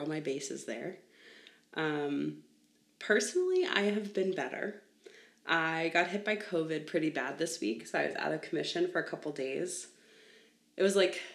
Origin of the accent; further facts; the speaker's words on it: Long Island, New York, United States; I grew up on Long Island in New York.